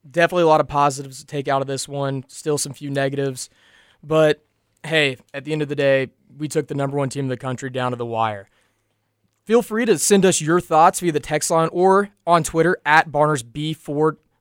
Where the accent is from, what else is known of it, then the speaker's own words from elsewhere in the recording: Lexington, Kentucky, United States; for my hometown, Kentucky Wildcats